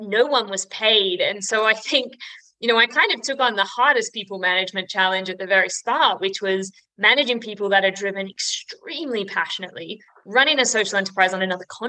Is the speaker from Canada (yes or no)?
no; Australia; now in United Kingdom; I'm an Aussie, which is an important distinction to make when you live here in the UK